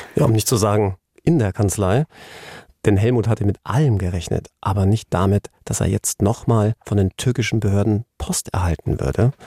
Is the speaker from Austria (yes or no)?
no; England, United Kingdom; now in Germany; mein Heimatland England